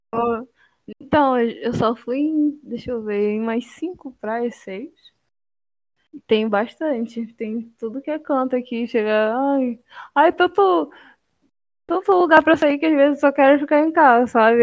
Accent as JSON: {"language": "Portuguese", "region": "Amapá", "country": "Brazil", "moved": "as an adult", "lives_now": "Santa Catarina, Brazil", "said": "eu sou da Amapá"}